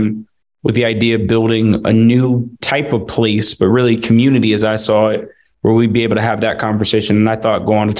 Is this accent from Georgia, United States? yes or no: yes; Atlanta, Georgia, United States; also born or lived in Washington, District of Columbia, United States; I grew up in Atlanta with plans to be an attorney